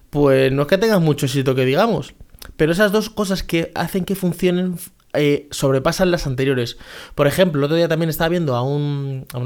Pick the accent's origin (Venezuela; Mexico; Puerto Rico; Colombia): Venezuela; Por ejemplo, yo soy una persona que soy de Venezuela.